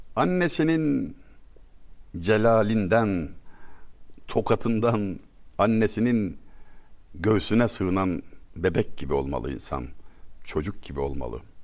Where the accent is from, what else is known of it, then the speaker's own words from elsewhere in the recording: Turkey; Biz asil Türkler